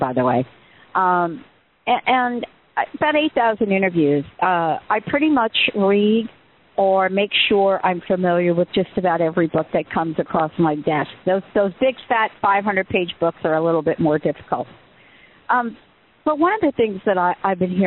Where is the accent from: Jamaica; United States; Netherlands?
United States; New York City, New York; I was born in the Bronx